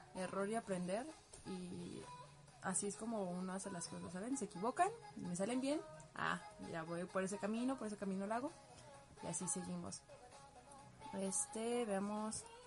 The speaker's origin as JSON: {"language": "Spanish", "town": "Guadalajara", "region": "Jalisco", "country": "Mexico", "said": "soy de Guadalajara."}